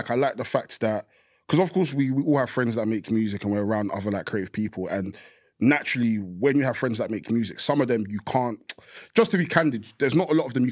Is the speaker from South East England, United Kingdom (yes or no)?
no; East of England, United Kingdom; growing up in Essex, growing being Nigerian. You know the back and forth moves from America and the UK.